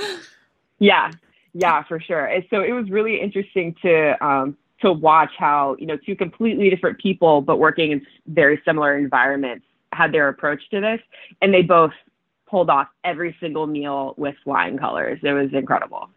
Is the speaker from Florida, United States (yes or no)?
yes; Clearwater, Florida, United States; moved away as an adult; also born or lived in Toronto, Canada; growing up in Florida